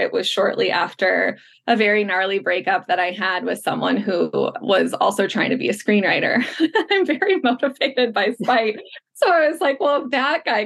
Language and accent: English; Chicago, Illinois, United States; moved away as an adult; now in Los Angeles, United States; I'm from Chicago. I moved back to Chicago for a couple of years